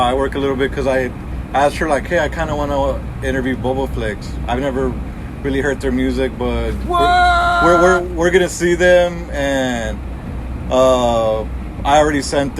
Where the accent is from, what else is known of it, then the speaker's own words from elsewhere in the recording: 2 hours from Corpus Christi, Texas, United States; 2 hours away from my hometown a few days ago in Corpus Christi.